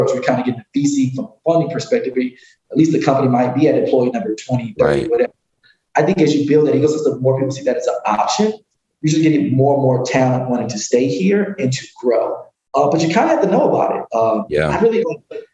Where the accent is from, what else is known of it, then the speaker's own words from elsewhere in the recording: Detroit, Michigan, United States; now in Chicago, United States; I'm from Metro Detroit